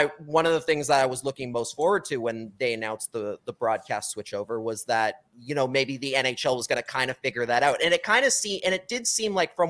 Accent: Vancouver, British Columbia, Canada; moved away as an adult; also born or lived in San Francisco, United States; So I'm from Vancouver, but I for about 10 years I lived with my family out there

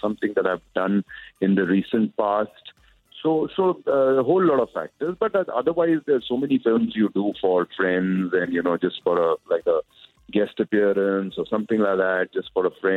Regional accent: Punjab, India; I'm being from Punjab

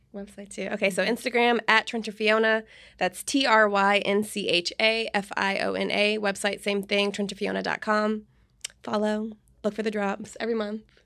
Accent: Orlando, Florida, United States; born or raised there; moved away as an adult; also born or lived in Seattle, Washington; now in Houston, United States

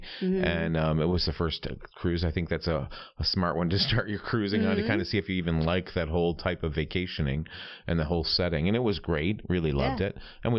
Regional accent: upstate New York, United States; moved away; also born or lived in New Hampshire; from where I grew up in New York.

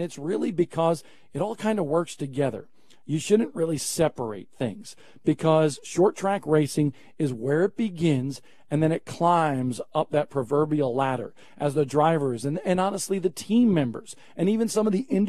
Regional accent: Northeast, United States; I'm from the Northeast.

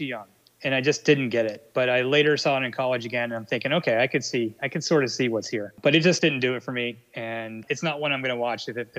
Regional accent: Pittsburgh, Pennsylvania, United States; born or raised there; moved away as an adult; now in North Carolina, United States

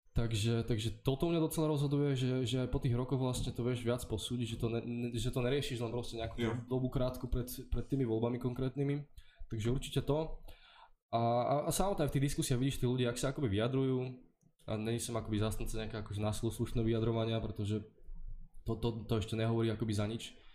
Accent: Slovakia; moved away as an adult; now in Prague, Czech Republic; doma na Slovensku

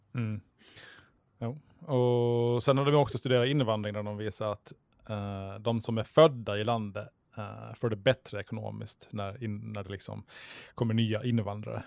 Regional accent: Mariehamn, Åland Islands; jag är född och uppvuxen i Mariehamn.

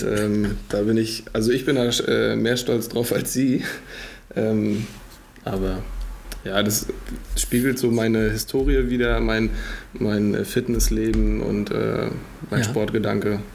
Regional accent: Greifswald, Mecklenburg-Vorpommern, Germany; born or raised there

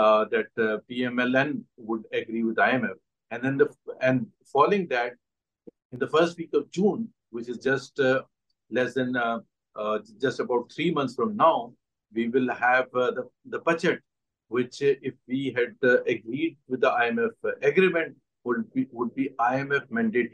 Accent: Pakistan; as a Pakistani

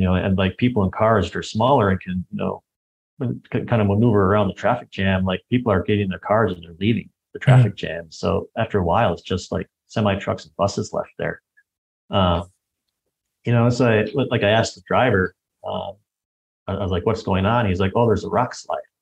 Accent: United States; this white American guy

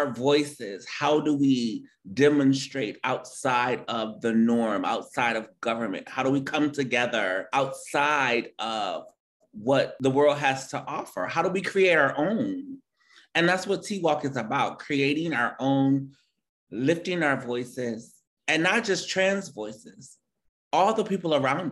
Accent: Detroit, Michigan, United States; born or raised there

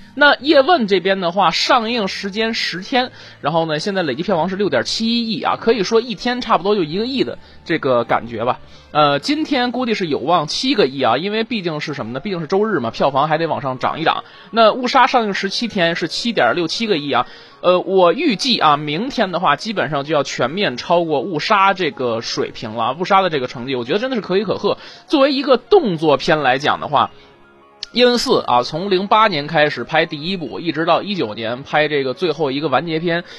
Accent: China; 外国人对我们中国人的偏见

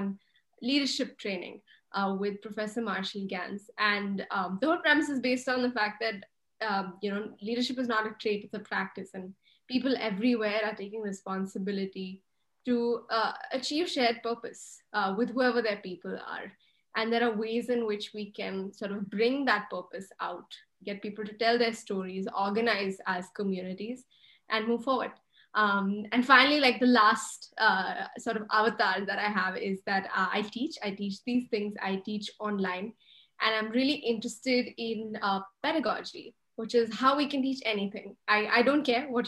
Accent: India; moved away; my childhood was growing up in a small town in the hills in India, in a joint family with 25 people

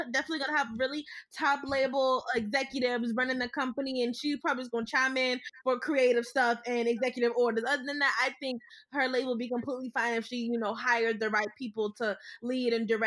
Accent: Miami, Florida, United States; I'm from Miami

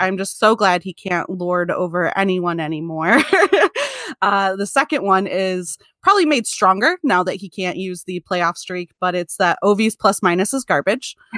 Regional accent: Michigan, United States; I am from Michigan

